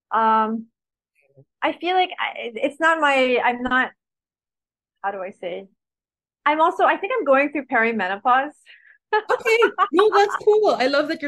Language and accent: English; Baguio, Cordillera Administrative Region, Philippines; born there; And I was born in Baguio, by the way.